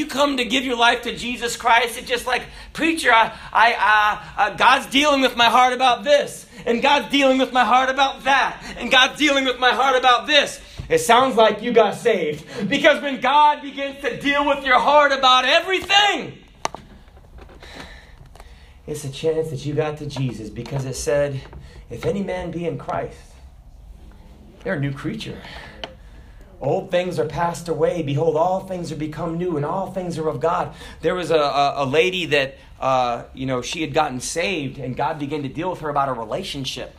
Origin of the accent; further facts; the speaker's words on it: the South, United States; we're from the South